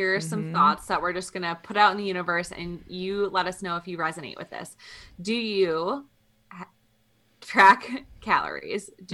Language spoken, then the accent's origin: English; Midwest, United States; now in Colorado, United States; We're both from the Midwest